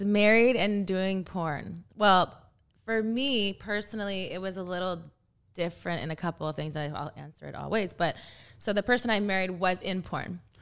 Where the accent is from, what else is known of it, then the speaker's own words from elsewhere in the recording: Texas, United States; I'm from Texas